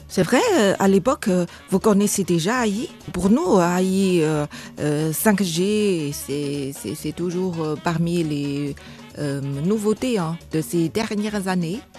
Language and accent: French; China; en tant que chinoise, je ne parle pas non plus le cantonais